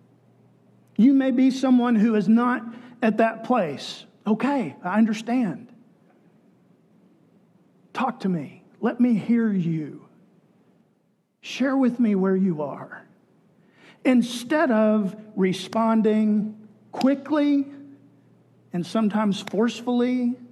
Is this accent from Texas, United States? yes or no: yes; Texas, United States; Growing up in Texas, it was part of being a Texan that you supported capital punishment